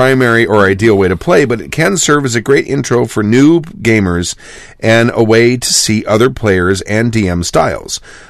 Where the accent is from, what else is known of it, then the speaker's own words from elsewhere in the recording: South Australia, Australia; born there; it, South Australia, I was born.